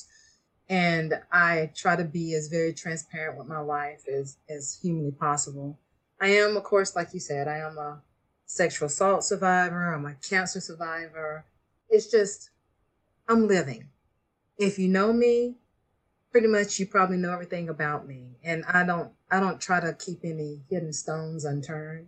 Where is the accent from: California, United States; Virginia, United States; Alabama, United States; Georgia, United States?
Georgia, United States; Beaufort; I am from Beaufort, Georgia, and I was raised in a very strict Christian home